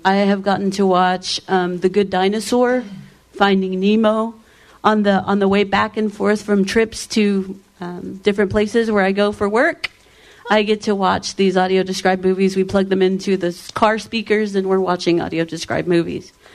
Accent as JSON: {"language": "English", "region": "Texas", "country": "United States", "said": "I'm from Texas, in case you guys didn't know. 214 Dallas."}